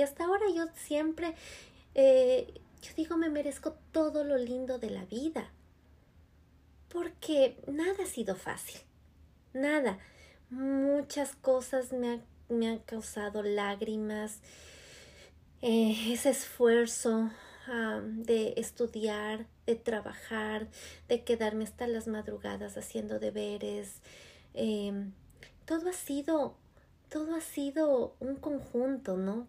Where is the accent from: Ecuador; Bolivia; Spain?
Ecuador; moved away as an adult; now in United States; en mi país de Ecuador